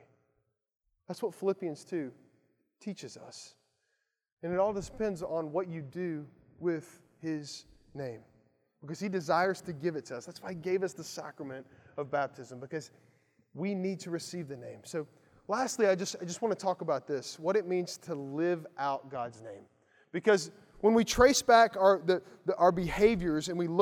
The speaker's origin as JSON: {"language": "English", "town": "Lawrenceburg", "region": "Kentucky", "country": "United States", "tie": "born or raised there", "moved": "yes", "said": "where I grew up in Lawrenceburg, Kentucky"}